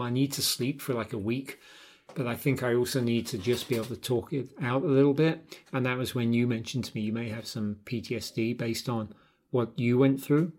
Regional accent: London, United Kingdom; moved away; My old band, growing up in London.

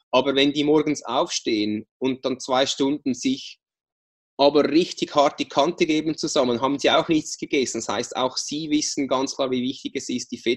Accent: Switzerland; jetzt hast du fünf Monate äh, keine Schokolade gegessen, was als Schweizer ja wirklich was sehr Schlimmes ist.

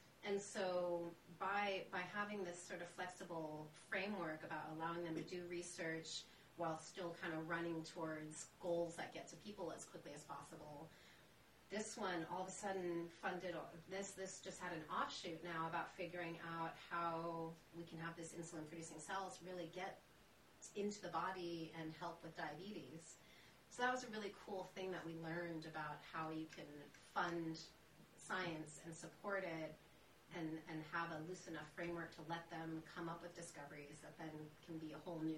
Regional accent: Switzerland; born there; ironic, since I was born in Switzerland.

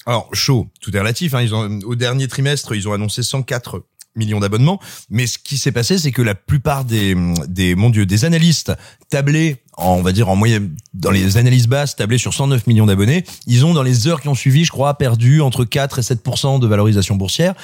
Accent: France; also born or lived in Cosne-sur-Loire / Clermont-Ferrand; quand j'étais ado à Cône-sur-Loire ou à Clermont-Ferrand

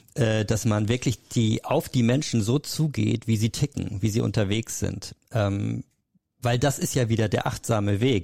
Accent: Hamburg, Germany; Ich bin dann äh, zurück nach Hamburg, also ich komme aus Hamburg

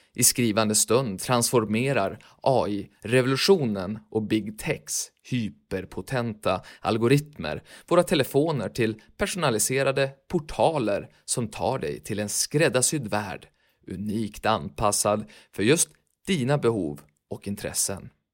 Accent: Sweden; där vi växte upp i världsmetropoler som Falköping, Timrå, Söderhamn

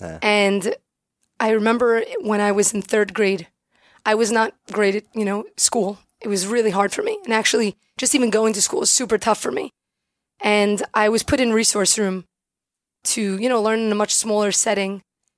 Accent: Brooklyn, New York, United States; I'm from Brooklyn, born and bred.

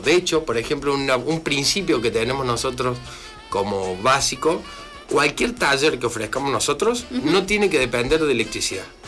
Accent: Córdoba, Argentina; moved away as an adult; now in La Pampa, Argentina; soy oriundo de, Córdoba Capital

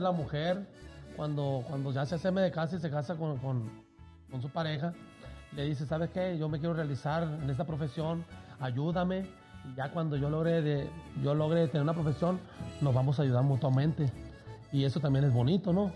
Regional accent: Culiacán, Sinaloa, Mexico; Yo soy sinaloense, yo soy de Culiacán, Sinaloa

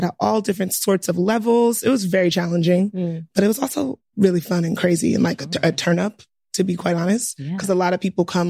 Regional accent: New York City, New York, United States; also born or lived in Cambodia; I'm from Brooklyn.

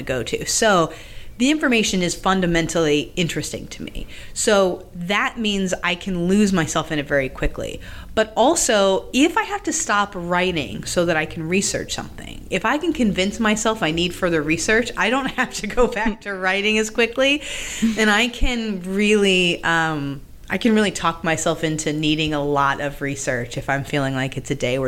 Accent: Massachusetts, United States; I grew up in Massachusetts

